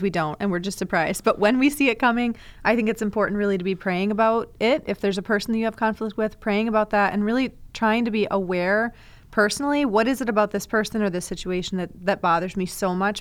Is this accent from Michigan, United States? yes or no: yes; Ann Arbor, Michigan, United States; I'm from Ann Arbor